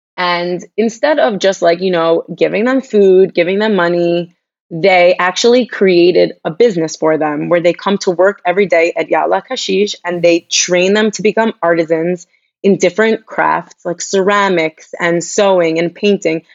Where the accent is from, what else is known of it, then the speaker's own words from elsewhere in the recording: Long Island, New York, United States; moved away as an adult; now in Jerusalem, Israel; I'm from Long Island, New York. I grew up in a predominantly Jewish community